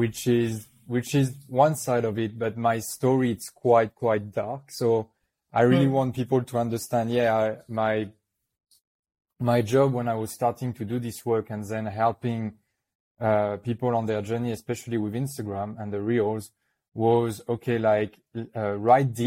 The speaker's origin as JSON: {"language": "English", "country": "New Caledonia", "tie": "born or raised there", "accent": "French", "second_language": "English", "said": "I was born in New Caledonia, which is a little French island in the Pacific"}